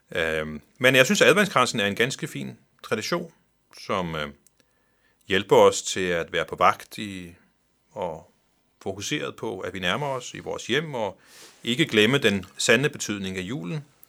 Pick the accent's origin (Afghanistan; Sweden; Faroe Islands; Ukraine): Faroe Islands; kommer jeg fra Færøerne